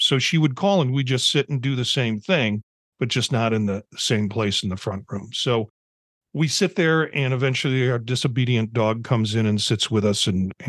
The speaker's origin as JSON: {"language": "English", "region": "Midwest", "country": "United States", "said": "I'm from the Midwest. We call it a front room."}